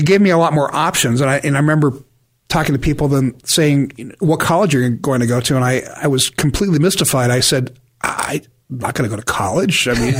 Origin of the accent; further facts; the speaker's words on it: San Diego, California, United States; I grew up in the San Diego area over by Rolando area.